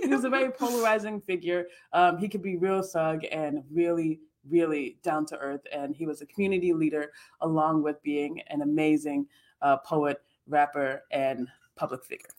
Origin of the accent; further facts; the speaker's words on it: New York, United States; I'm a New Yorker at heart. I'm from New York.